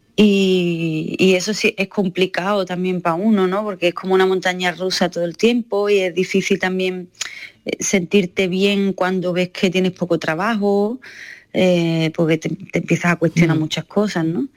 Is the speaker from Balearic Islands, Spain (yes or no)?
no; Andalusia, Spain; also born or lived in Seville; la gente que somos de Andalucía